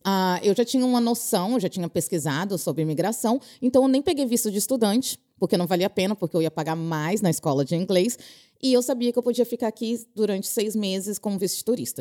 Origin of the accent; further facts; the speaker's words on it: Brazil; moved away; eu sou brasileira